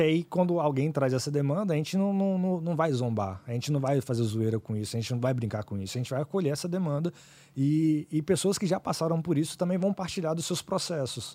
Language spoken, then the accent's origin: Portuguese; Vitória, Espírito Santo, Brazil; also born or lived in Ipatinga, Minas Gerais; fui criado aqui em Vitória